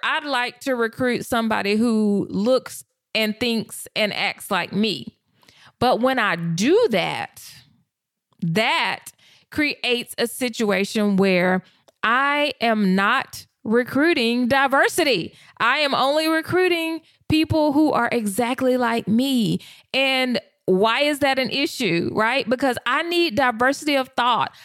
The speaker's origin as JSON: {"language": "English", "region": "the South", "country": "United States", "tie": "born or raised there", "said": "I was raised in the South"}